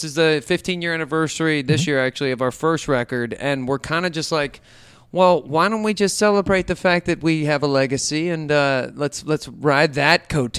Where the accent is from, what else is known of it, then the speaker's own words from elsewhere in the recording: Oklahoma, United States; moved away as an adult; also born or lived in Florida; now in Los Angeles, United States; I'm from Oklahoma originally.